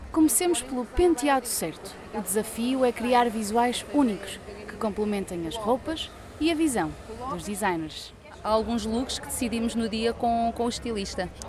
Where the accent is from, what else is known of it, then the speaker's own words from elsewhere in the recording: Lisbon, Portugal; Bem, como eu sou de Lisboa, acordo muito cedo, venho a dormir no autocarro